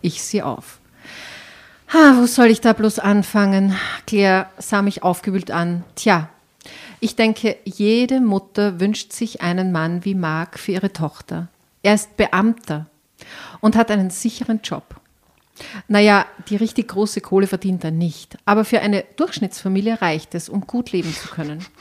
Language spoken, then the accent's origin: German; Enns Valley near Schladming, Upper Styria, Austria